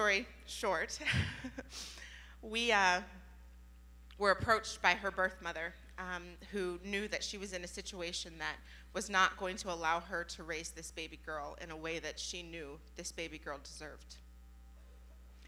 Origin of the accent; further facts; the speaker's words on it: Youngstown, Ohio, United States; I was born in Youngstown, being a part of a very rough neighborhood